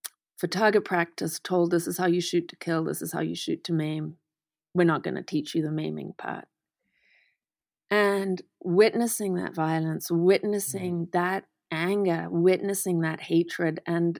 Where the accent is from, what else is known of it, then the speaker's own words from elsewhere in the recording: Manicaland, Zimbabwe; So I was raised in the Eastern Highlands of Zimbabwe, and we were in a very racist community